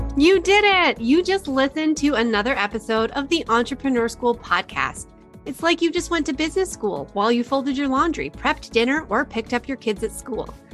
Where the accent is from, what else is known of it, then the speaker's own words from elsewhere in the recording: Canada; I'm Canadian